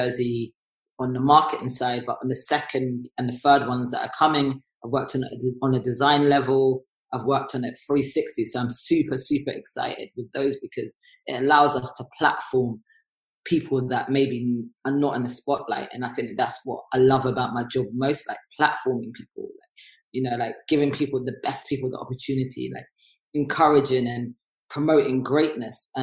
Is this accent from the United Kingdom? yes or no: yes; London, United Kingdom; I'm also from North London